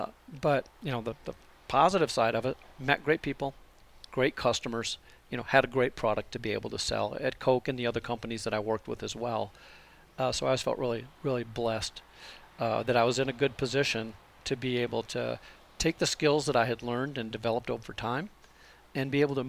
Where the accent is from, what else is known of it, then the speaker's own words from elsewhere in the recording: South Dakota, United States; moved away as an adult; also born or lived in Atlanta, Georgia / Tampa, Florida / Austin, Texas; now in Pinetop, United States; I was born and raised in South Dakota.